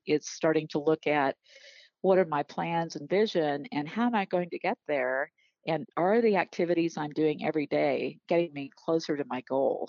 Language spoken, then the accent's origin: English; Arkansas, United States; also born or lived in Iowa; I was born in Iowa, but we moved to Arkansas when I was seven